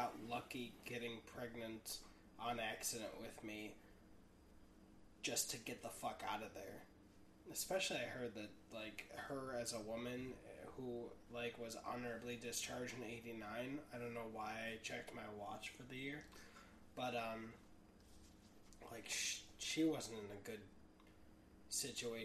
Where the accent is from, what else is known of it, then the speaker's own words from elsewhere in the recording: Chicago, Illinois, United States; also born or lived in Germany; I was born in Germany, but I grew up in Chicago.